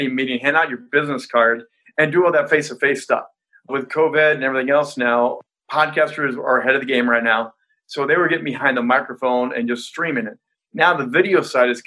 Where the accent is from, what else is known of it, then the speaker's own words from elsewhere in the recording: Indiana, United States; I grew up in Indiana